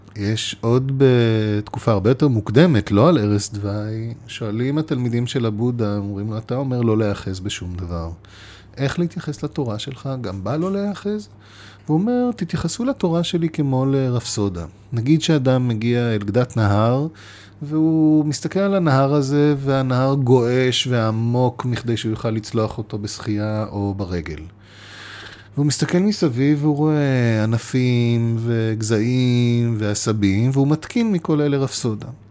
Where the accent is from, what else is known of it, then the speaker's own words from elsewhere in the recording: Israel; אנחנו גדלנו בישראל